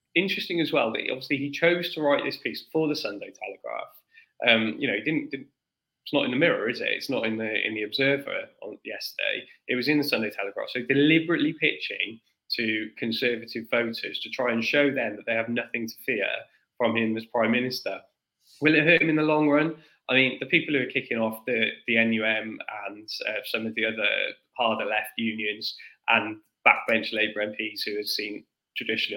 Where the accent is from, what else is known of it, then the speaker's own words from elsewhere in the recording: South Wales, United Kingdom; I'm from South Wales